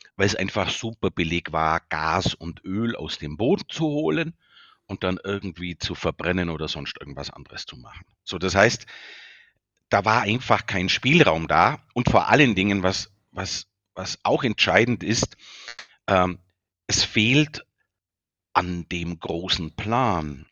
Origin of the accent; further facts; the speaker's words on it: Bavaria, Germany; accent: Bavarian; an meinem Dialekt, ich bin ein Bayer